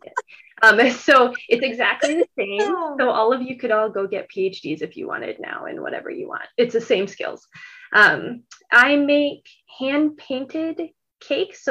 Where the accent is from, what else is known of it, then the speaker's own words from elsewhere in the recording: North Dakota, United States; moved away as an adult; also born or lived in Australia; living in Australia, even though I'm from North Dakota